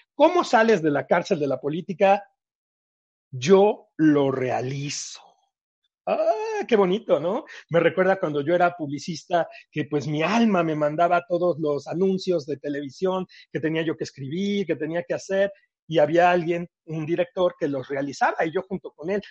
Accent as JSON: {"language": "Spanish", "country": "Mexico", "also_born_or_lived": "Thailand", "said": "Cuando yo llegué después de Tailandia, que regresé a México, y bueno, pues regresé, este, yo de vivir en un departamentote muy grandote"}